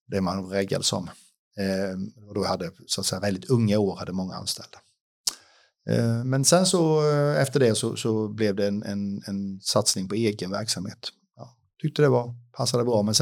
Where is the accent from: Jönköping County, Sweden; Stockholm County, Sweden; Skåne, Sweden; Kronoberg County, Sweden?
Jönköping County, Sweden; Huskvarna; jag kommer därifrån. Jag har mest bott i Jönköping faktiskt i mitt liv.